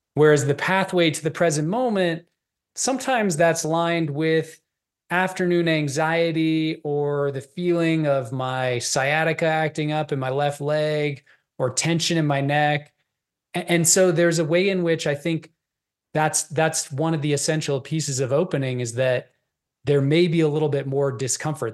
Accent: Boulder, Colorado, United States; I grew up in Boulder, which is a very liberal enclave.

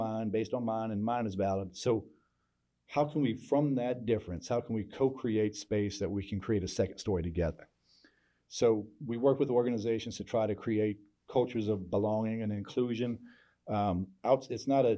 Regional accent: Norfolk, Virginia, United States; now in Houston, United States; I grew up in Norfolk, Virginia, in the, you know, it's a Navy town, real diverse

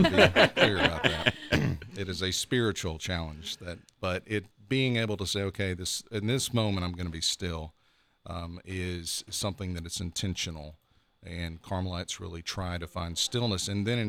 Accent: Memphis, Tennessee, United States; now in Columbus, United States; Moved from Memphis. I've been here right at a month.

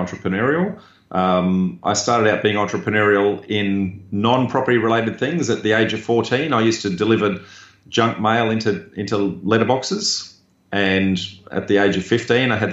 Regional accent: Darwin, Northern Territory, Australia; I grew up in Darwin

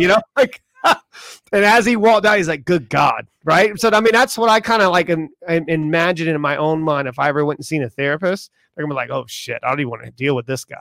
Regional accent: Charleston, South Carolina, United States; I grew up in Charleston, South Carolina

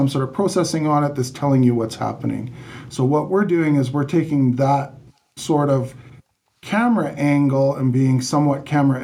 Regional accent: Canada; also born or lived in Calgary; I am Canadian

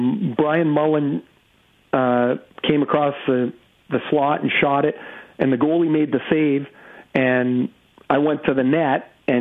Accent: Trail, British Columbia, Canada; he's from Castlegar, BC, which is 20 miles from where I grew up in Trail. So I'm a little bit older

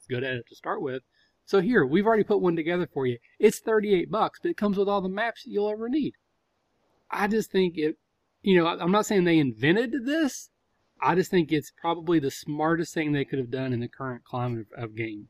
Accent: Southern Ohio, United States; I'm from Southern Ohio where you say Coke and that actually means soda

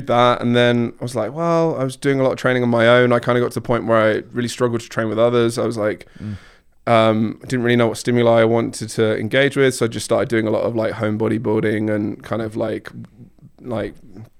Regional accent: Surrey, British Columbia, Canada; where are you from? I'm like, here. I grew up in Surrey.

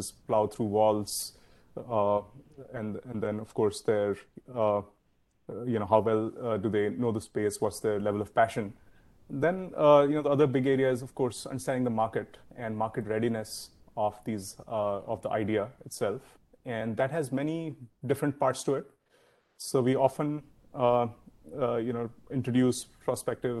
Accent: India; moved away as an adult; now in San Francisco Bay Area, United States; I grew up in India, came over to the US in the year 2000

